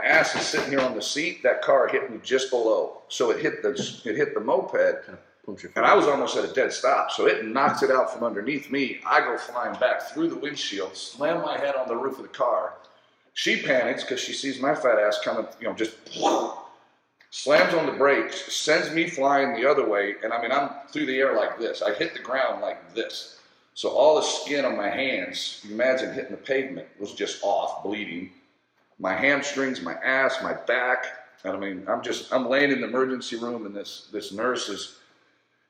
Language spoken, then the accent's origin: English; Conroe, Texas, United States; now in Austin, United States; I went to Conroe High School, which is just north of Houston, about 30 minutes